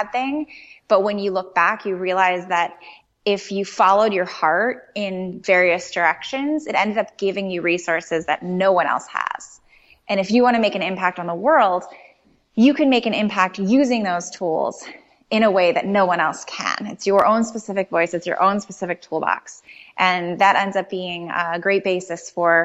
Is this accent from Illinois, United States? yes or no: yes; Chicago, Illinois, United States; I'm from Chicago and you need terribly warm coats to survive a Chicago winter